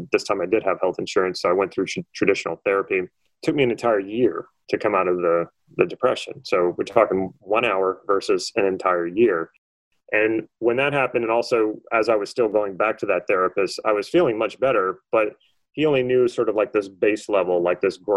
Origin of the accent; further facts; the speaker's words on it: New Orleans, Louisiana, United States; I'm originally from New Orleans, Louisiana, and I went to college there.